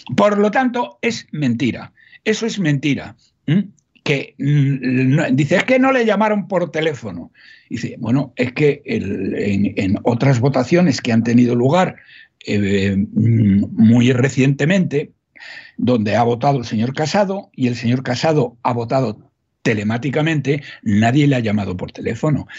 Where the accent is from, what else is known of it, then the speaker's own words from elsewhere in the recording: Salamanca, Castile and León, Spain; yo soy de Salamanca, no soy paisano de todos, más soy de Salamanca